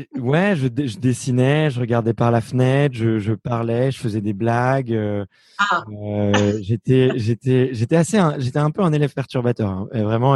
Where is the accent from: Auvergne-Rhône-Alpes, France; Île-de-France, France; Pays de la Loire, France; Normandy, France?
Île-de-France, France; Fontenay-sous-Bois; moi, j'ai grandi à Fontenay-sous-Bois